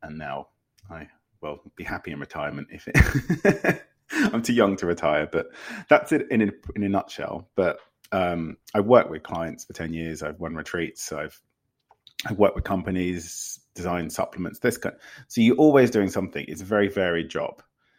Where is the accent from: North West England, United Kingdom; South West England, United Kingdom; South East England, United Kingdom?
South East England, United Kingdom; Windsor; now in London, United Kingdom; No, I'm originally from Windsor.